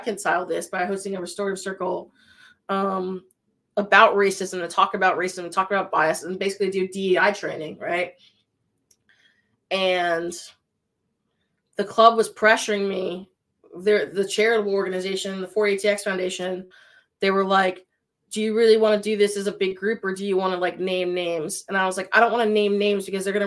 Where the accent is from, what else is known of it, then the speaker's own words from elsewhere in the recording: Connecticut, United States; moved away; I'm from Connecticut and I went through Sandy Hook